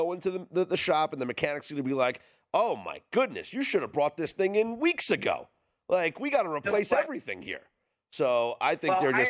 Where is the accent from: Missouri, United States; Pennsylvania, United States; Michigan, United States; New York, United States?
New York, United States; I mean, I am a New Yorker. I'm an East Coaster